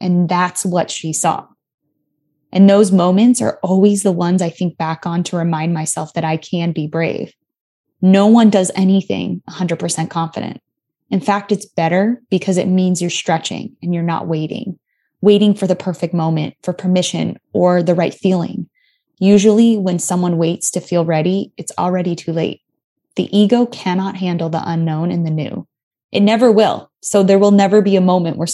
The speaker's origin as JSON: {"language": "English", "town": "Tucson", "region": "Arizona", "country": "United States", "tie": "born or raised there", "also_born_or_lived": "Los Angeles", "moved": "yes", "said": "I grew up in Tucson"}